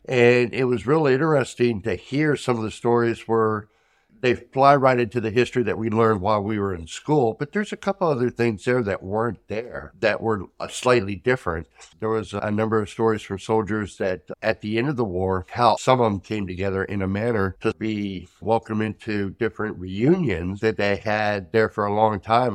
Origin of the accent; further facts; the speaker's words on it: United States; as an American